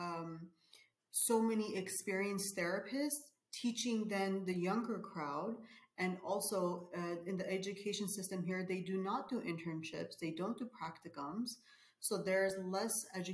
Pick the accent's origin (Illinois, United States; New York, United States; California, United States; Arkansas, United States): California, United States; Glendale; also born or lived in Abovyan, Armenia; I was born in Abovyan, Armenia, but I was raised in Glendale. I was a baby when we moved to America, so I was raised over there.